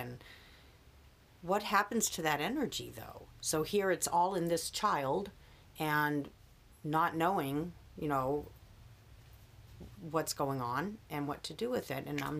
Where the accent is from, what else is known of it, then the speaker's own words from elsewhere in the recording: Maryland, United States; now in California, United States; I grew up in Maryland at a time when it was the 70s